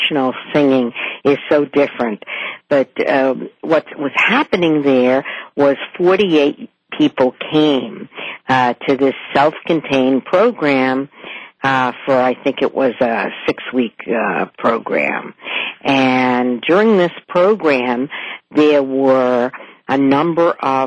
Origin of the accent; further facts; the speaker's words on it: New York, United States; moved away as an adult; now in West Hartford, United States; I'm obviously from New York